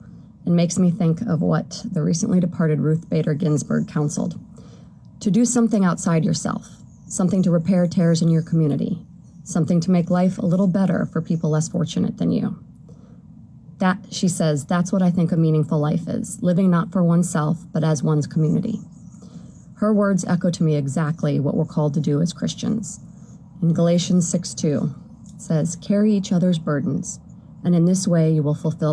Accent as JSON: {"language": "English", "country": "United States", "tie": "born or raised there", "also_born_or_lived": "Wisconsin / Texas", "moved": "as an adult", "lives_now": "California, United States", "said": "I was raised in Wisconsin and Texas"}